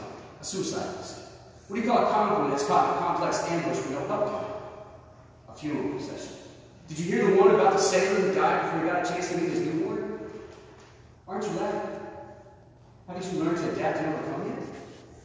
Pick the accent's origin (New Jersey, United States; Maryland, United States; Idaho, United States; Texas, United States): Texas, United States; now in Waco, United States; I'm from a small town called Currents, Texas.